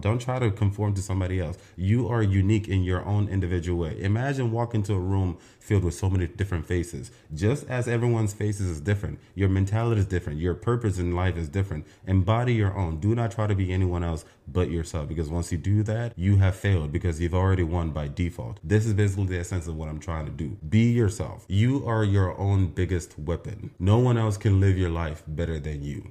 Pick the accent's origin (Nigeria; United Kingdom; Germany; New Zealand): Nigeria; moved away; I was actually born and raised in Nigeria partly